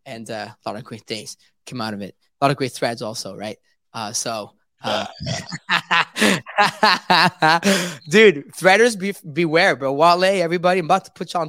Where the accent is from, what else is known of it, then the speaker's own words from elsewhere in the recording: Paris, Île-de-France, France; now in London, United Kingdom; I was born and raised in Paris